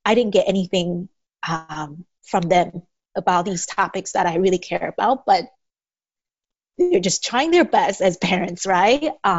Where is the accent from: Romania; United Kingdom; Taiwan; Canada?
Taiwan; English is a second language; now in United States; I grew up in Taiwan